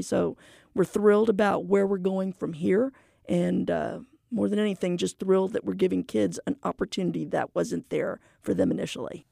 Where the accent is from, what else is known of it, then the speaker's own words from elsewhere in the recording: McAllen, Texas, United States; moved away as an adult; now in Houston, United States; I'm a native Valleyite. I'm from McAllen, Texas